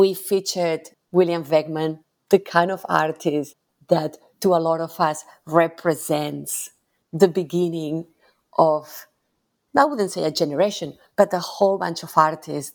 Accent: Barcelona, Catalonia, Spain; moved away as an adult; now in Melbourne, Australia; I grew up in Barcelona

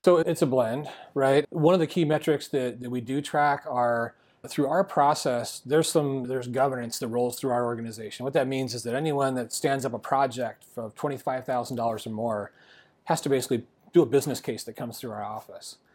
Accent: Arizona, United States; I love living in Arizona. This is my home state

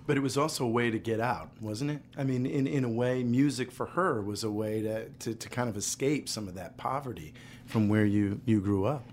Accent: Ohio, United States; in my community where I grew up in Ohio, which isn't that far away from Kentucky

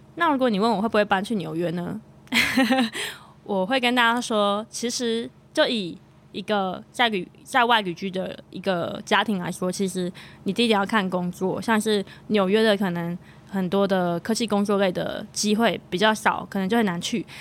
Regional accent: Zhonghe, New Taipei, Taiwan; moved away as an adult; now in United States; 我自己在双北长大，我住中和嘛

